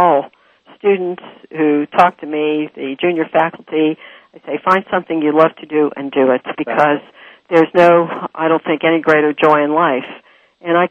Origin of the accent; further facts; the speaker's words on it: Pittsburgh, Pennsylvania, United States; moved away; I'm from Pittsburgh originally